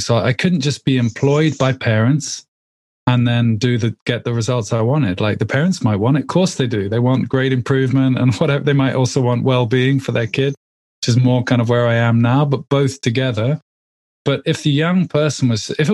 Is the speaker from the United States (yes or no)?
no; England, United Kingdom; I live in the UK. I'm English, obviously.